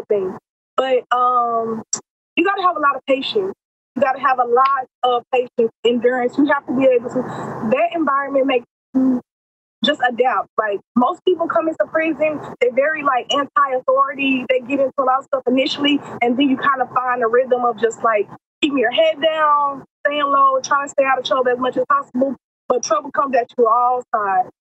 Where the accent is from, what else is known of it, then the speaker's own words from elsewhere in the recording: Texas, United States; also born or lived in Atlanta, Georgia; I'm from Texas, so all my entire family's in Texas, and I'm incarcerated in Georgia.